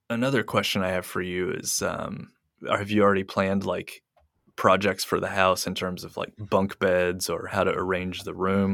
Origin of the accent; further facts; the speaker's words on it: United States; now in Japan; being American